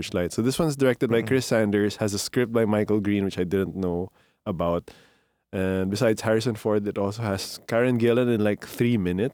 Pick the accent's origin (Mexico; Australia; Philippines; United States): Philippines; growing up in the Philippines